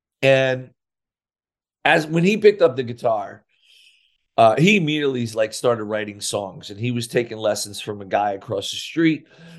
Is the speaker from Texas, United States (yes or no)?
no; Sayreville, New Jersey, United States; I couldn't get a job in my hometown of Sayreville and or the surrounding area.